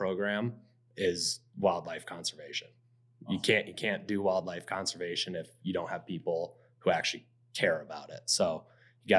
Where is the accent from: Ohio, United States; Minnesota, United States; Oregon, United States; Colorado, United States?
Colorado, United States; moved away as an adult; now in Arizona, United States; Originally, I'm from Colorado. Grew up there